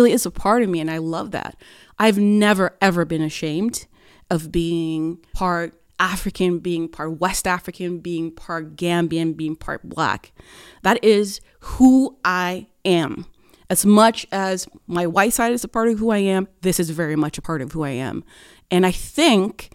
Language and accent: English; Oslo, Norway; moved away as an adult; now in Bergen, Norway; I was born and raised in Oslo in 1987